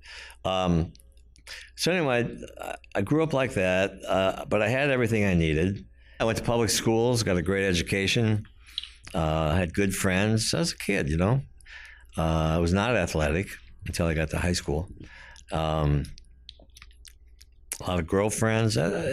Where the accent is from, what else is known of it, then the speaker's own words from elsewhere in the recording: South Dakota, United States; moved away as an adult; I grew up in South Dakota. We were Abe Lincoln poor. I grew up, old story, right next to the tracks.